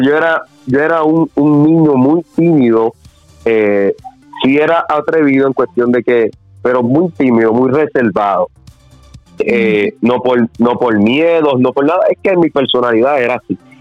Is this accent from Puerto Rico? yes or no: yes; Guaynabo, Puerto Rico; also born or lived in San Juan, Puerto Rico; nací obviamente en eh, San Juan, Puerto Rico, pero siempre desde niño he vivido acá en, en, en, como tal. Okay. Nacido y criado aquí